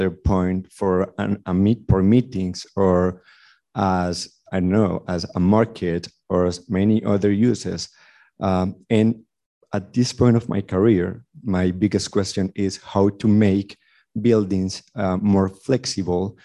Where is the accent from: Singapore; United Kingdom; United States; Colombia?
Colombia; I also come from an undeveloped country. I'm from Colombia